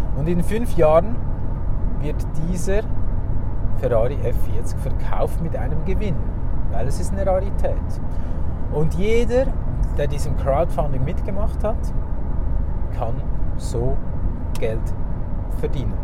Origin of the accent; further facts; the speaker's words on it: Zurich, Switzerland; bei uns in Zürich